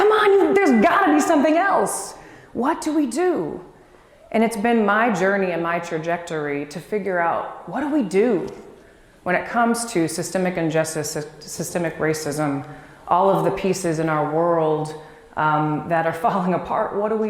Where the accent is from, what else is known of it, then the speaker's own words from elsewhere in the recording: Dallas, Texas, United States; moved away; also born or lived in Washington, D.C.; So when I was young, about 2 years old, we moved to Dallas. And it was there that my brother, sister, and I were raised